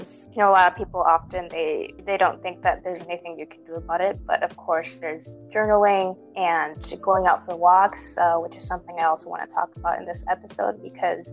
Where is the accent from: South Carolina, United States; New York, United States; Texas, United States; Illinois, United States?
Illinois, United States; Chicago; I'm also from a big city. I'm from Chicago